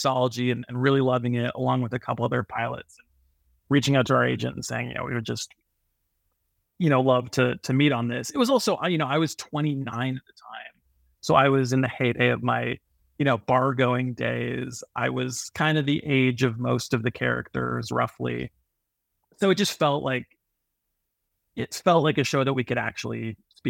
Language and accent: English; Toronto, Ontario, Canada; I'm a nobody from Toronto, Canada